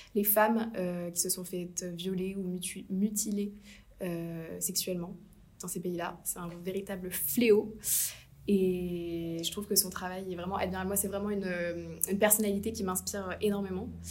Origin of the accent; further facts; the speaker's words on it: Asnières-sur-Seine, Île-de-France, France; also born or lived in Paris; je suis née à Paris